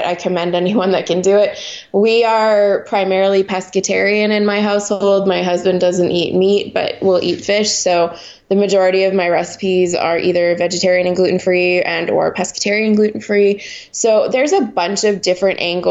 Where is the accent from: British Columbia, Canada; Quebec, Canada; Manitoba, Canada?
Quebec, Canada; Montreal; moved away as an adult; now in United States; I grew up in Montreal, which is French Canada.